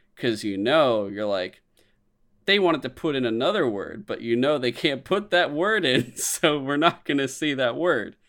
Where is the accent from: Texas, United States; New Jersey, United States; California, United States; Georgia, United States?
California, United States; San Francisco; growing up in San Francisco, growing up, like, in the Bay Area